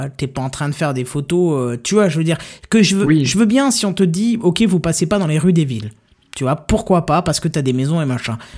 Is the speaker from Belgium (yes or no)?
no; Lorraine, Grand Est, France; je suis lorrain, il y a, un patois lorrain qui est très utilisé.